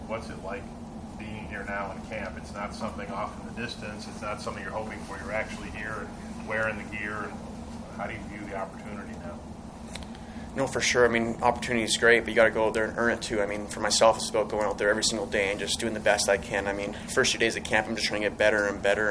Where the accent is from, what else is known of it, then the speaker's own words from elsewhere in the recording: Edmonton, Alberta, Canada; moved away; also born or lived in California; I was born in Edmonton, um, grew up there